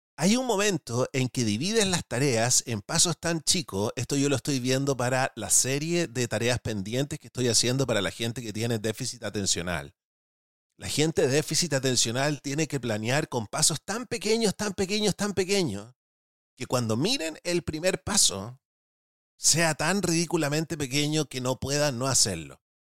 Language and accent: Spanish; Chile; los que somos chilenos